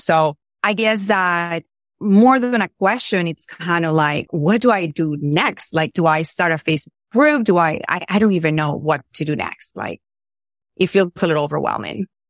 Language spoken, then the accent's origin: English; Venezuela; I'm from Venezuela.